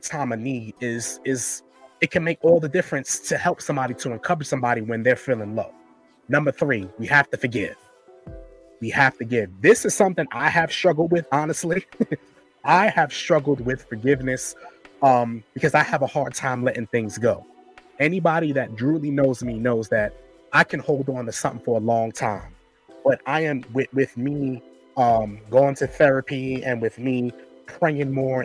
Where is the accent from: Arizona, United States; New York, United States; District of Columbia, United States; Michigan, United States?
New York, United States; I'm from New York